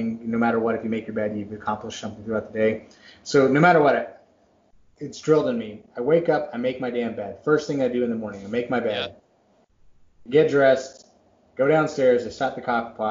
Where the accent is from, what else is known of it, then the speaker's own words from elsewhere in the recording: Dallas, Texas, United States; moved away; also born or lived in Massachusetts; I was born in Massachusetts, but I grew up in Texas